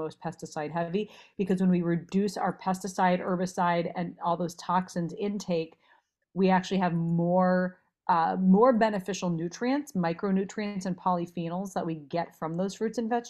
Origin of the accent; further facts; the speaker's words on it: Minnesota, United States; moved away as an adult; also born or lived in Los Angeles; I grew up in Minnesota, so I ate a lot of red meat growing up